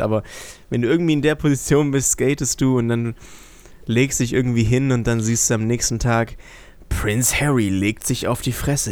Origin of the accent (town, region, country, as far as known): Germany